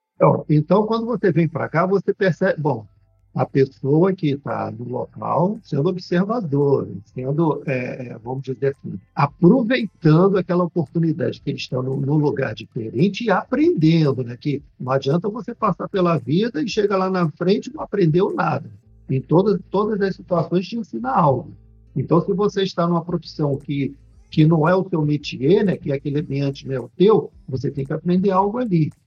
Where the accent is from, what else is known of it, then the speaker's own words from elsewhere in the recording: Rio de Janeiro, Brazil; moved away as an adult; now in Portugal; Eu sou natural do Rio de Janeiro, crescido e criado no Rio de Janeiro